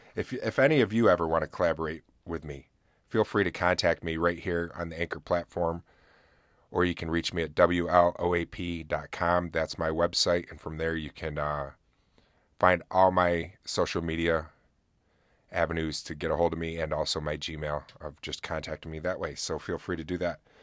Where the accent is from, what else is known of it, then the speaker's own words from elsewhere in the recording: Oswego, New York, United States; here in my hometown because we have a fort called Fort Ontario